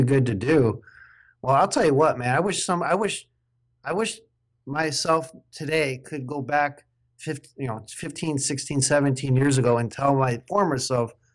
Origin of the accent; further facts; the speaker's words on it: Midwest, United States; accent: Midwest; now in Oregon, United States; you would know how sloppy my accent is from the Midwest. I live in the West Coast of Oregon now